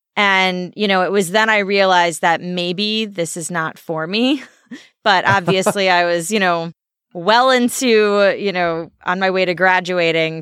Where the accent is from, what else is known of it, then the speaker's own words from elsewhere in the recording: Alsip, Illinois, United States; also born or lived in San Diego; a little town called Alsip.